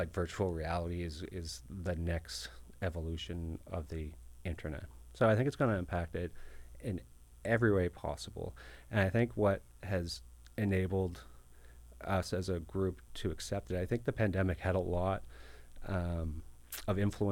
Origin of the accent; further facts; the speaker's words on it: Halifax, Nova Scotia, Canada; I was born in Halifax